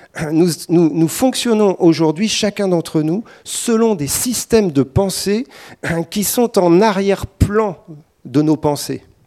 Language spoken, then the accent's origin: French; France; on est français